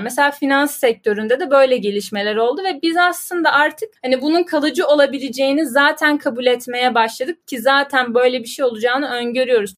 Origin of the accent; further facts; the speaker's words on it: Ankara, Turkey; 96 yılında Ankara'da dünyaya geldim ve doğdum, büyüdüm, hep Ankara'daydım.